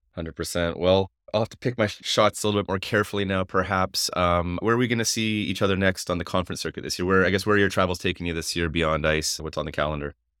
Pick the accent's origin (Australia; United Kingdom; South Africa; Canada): Canada; being Canadian